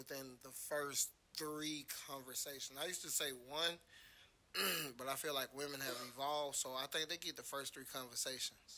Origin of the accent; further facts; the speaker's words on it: Atlanta, Georgia, United States; I'm from Atlanta